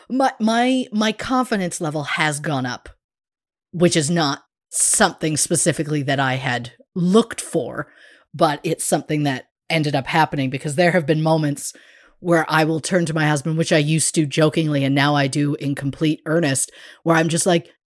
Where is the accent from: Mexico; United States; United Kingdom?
United Kingdom; I'm very British in the way of getting a compliment and being like, like just anything but accepting and hearing those words.